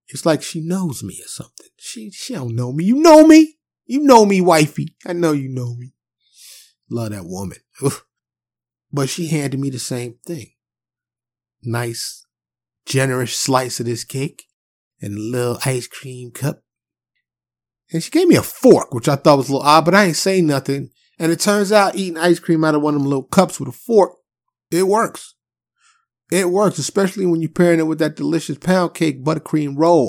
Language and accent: English; New York City, New York, United States; I'm from New York City, so I grew up having them giant, warm pretzels out the cart on the corner